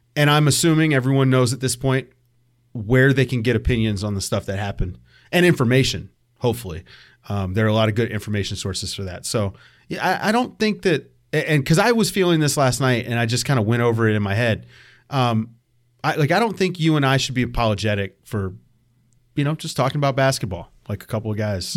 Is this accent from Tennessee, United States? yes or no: no; Richmond, Virginia, United States; I'm from Richmond, so like the DMV, that's that's my area